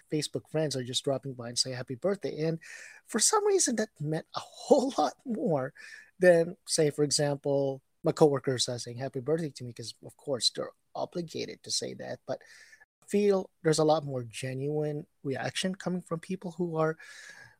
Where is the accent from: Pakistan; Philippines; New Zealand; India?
Philippines; Bacolod, Negros Occidental; moved away; also born or lived in United States; I'm originally from the Philippines, from Bacolod City, Negros Occidental.